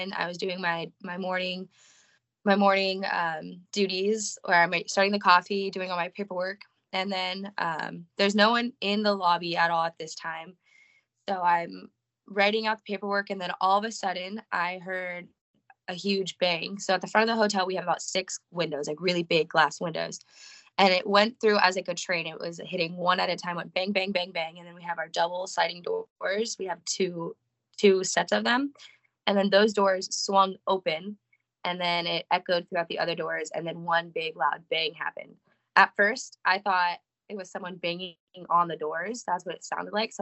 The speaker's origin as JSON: {"language": "English", "region": "California", "country": "United States", "moved": "as an adult", "lives_now": "Nashville, United States", "said": "I am from California. I just moved here actually the end of October"}